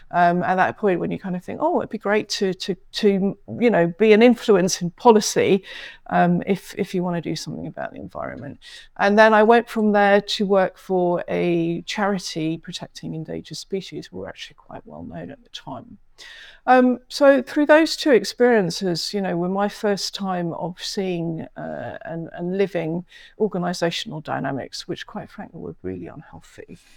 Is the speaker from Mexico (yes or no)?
no; London, United Kingdom; I grew up mainly in London, and while we travelled a lot, went to lots of different countries, etc.